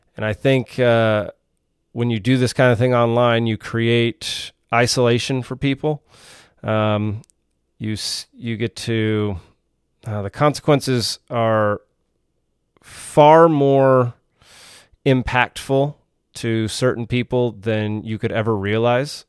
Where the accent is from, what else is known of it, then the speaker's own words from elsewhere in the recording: Texas, United States; now in Georgia, United States; I'm originally from Texas